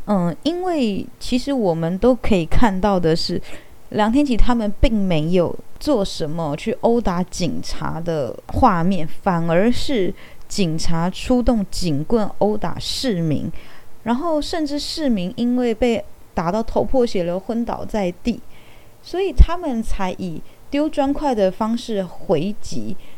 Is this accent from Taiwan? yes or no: yes; Taiwan; 我是一名台湾人，我会讲台语，我觉得很正常。那我从小学习的，也就是台湾的历史